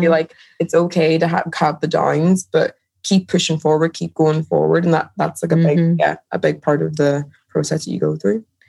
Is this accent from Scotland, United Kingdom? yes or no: no; Derry, Northern Ireland, United Kingdom; moved away; I'm originally from Derry in Ireland